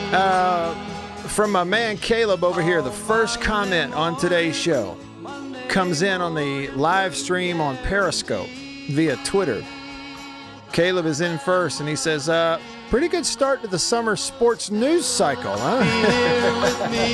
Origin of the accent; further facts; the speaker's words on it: Tupelo, Mississippi, United States; I am from Tupelo.